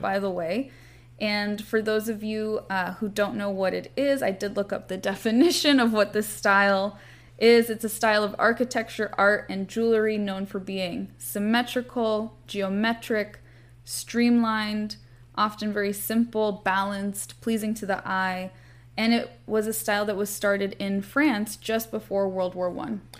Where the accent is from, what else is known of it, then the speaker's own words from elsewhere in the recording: Santa Monica, California, United States; I'm from Santa Monica, so I grew up going by this very iconic, uh, bright blue and yellow Art Deco building